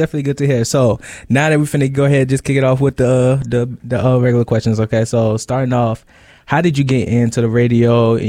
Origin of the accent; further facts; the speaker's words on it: Charlotte, North Carolina, United States; I'm from Charlotte, North Carolina, so I've really never been anywhere near the DMV.